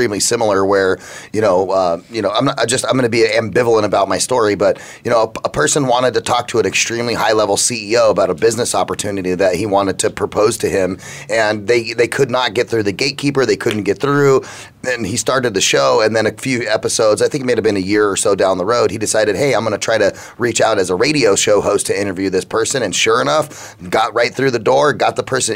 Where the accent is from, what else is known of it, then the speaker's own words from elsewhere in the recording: United States; I'm American